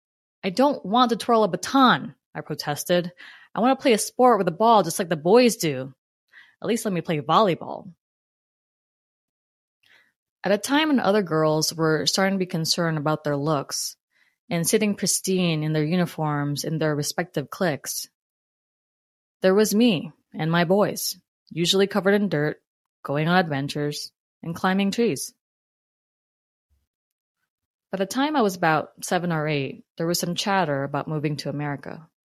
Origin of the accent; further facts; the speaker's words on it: Philippines; Eric, along with Jeter, a young, and my young brother, Ezra, were my first group of friends growing up in the Philippines. That part of my childhood was magical.